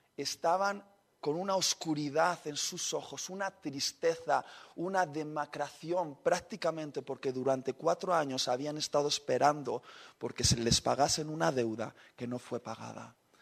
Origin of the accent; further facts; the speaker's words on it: Basque Country, Spain; somos vascos